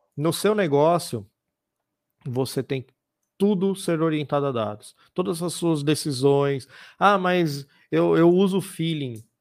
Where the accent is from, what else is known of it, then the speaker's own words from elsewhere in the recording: São Paulo, Brazil; now in Piracicaba, Brazil; quem mora ou quem nasceu ali, como foi meu caso, é, é muito bairrista